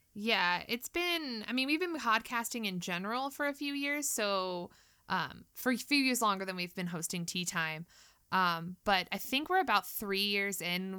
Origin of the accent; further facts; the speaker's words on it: California, United States; I'm also from California. Um, I still live here, though